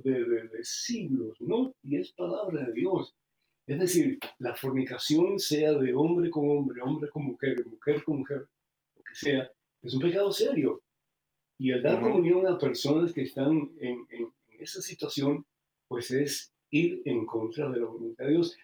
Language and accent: Spanish; Cuba; now in United States; ¿para qué voy a tener que salir de Cuba si yo vivo aquí?